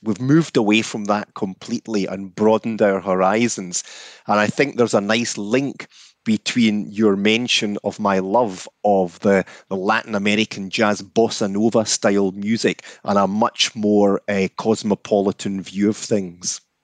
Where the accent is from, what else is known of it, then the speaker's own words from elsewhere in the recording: Scotland, United Kingdom; I grew up in Scotland throughout the sixties and seventies